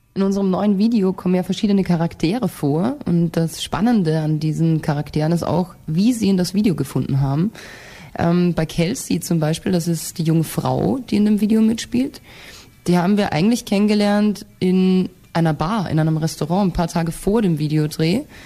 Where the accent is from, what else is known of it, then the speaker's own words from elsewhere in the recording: Austria; wenn ich dann wieder nach Hause, nach Österreich kommen